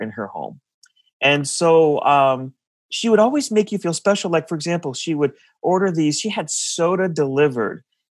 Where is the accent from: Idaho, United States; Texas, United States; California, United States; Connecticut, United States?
Connecticut, United States; north of New Haven; now in Cincinnati, United States; I'm in Cincinnati, but I'm originally from Connecticut. I grew up north of New Haven in this place called the Valley